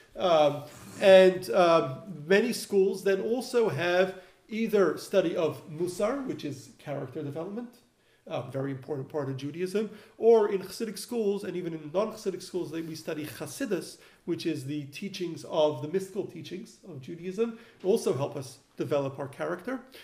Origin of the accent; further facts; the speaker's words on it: Melbourne, Victoria, Australia; now in Los Angeles, United States; where I grew up in Melbourne, we had a yeshiva for advanced study where I studied